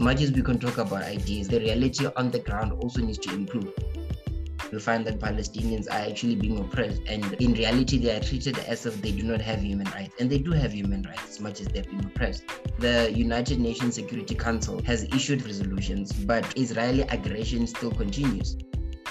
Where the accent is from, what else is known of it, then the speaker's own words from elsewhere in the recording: South Africa; us as South African people